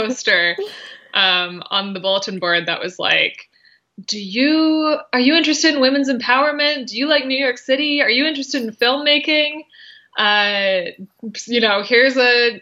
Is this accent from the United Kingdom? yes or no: no; Calgary, Alberta, Canada; moved away as an adult; also born or lived in Ottawa, Canada; now in Brooklyn, United States; born and raised Calgary, went to school there.